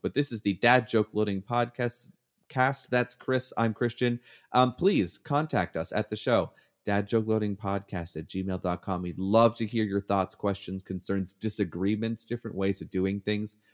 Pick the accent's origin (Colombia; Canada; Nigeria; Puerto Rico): Canada; now in United States; I'm still Canadian on the inside